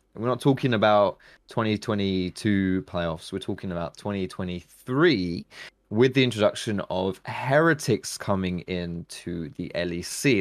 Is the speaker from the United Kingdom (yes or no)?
yes; England, United Kingdom; we English people